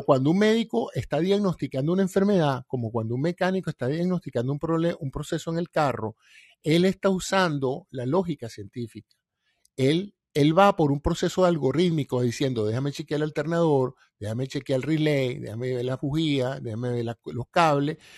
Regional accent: Venezuela; todos somos venezolanos

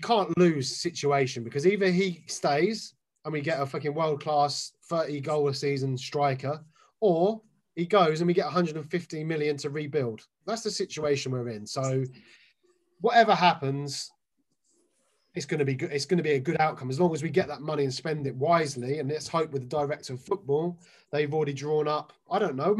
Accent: London, United Kingdom; now in Milton Keynes, United Kingdom; I'm originally from London. I live in Milton Keynes.

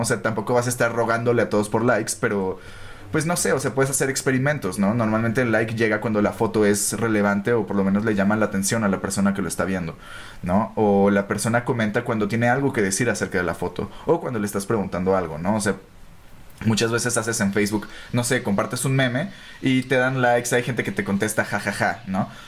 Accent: Naucalpan, State of Mexico, Mexico; nosotros somos de Ciudad Satélite, ¿no? Entonces con los cuatro somos de ciudad satélite

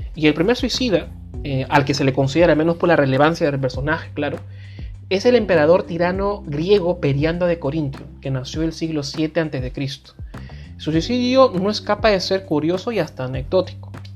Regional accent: Peru; nací aquí, yo, no lo, yo no lo elegí obviamente, nací en este país

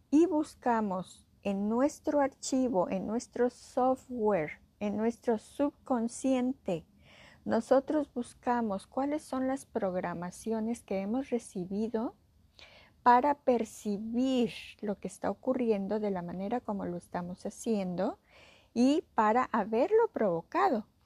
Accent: Mexico; o no me quiere aquí, o a lo mejor no me quiere porque soy mujer, o a lo mejor no me quiere porque soy mexicana

